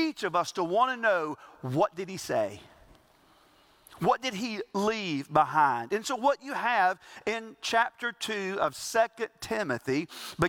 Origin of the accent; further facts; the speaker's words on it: the South, South Carolina, United States; we grew up in the South and we brag about this being the Bible Belt